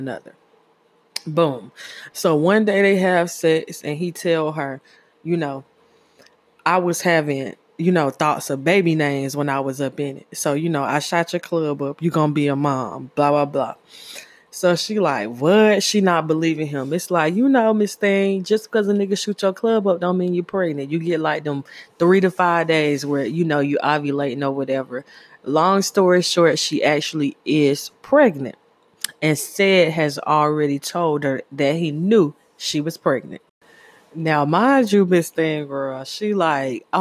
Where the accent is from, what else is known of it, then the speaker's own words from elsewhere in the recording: Candler Road, Georgia, United States; I grew up on Candler Road